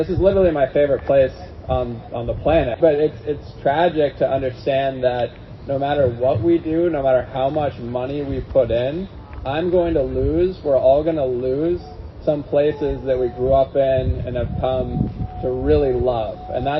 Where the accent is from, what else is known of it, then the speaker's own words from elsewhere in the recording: Woods Hole, Massachusetts, United States; I live here. It's always fun doing things in my hometown. I mean, it's always a little weird too, because I like spent my entire life here, literally here, the houseboat, the blue one behind me I grew up on, and I live right up the street.